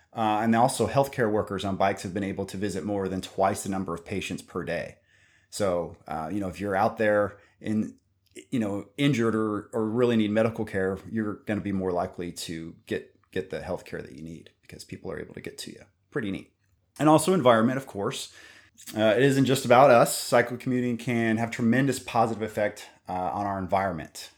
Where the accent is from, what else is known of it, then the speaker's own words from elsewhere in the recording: Kansas, United States; I'm also from Kansas